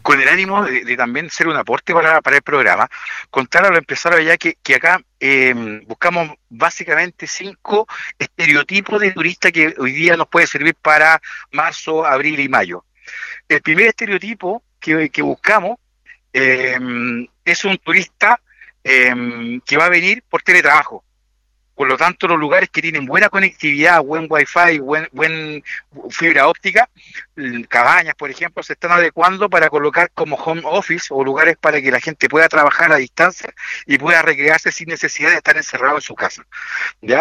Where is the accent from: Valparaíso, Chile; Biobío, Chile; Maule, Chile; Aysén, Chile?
Maule, Chile; Linares; also born or lived in Santiago Metropolitan Region; now in San José de Maipo, Chile; Yo soy de Linares, así que eh, mi corazón está allá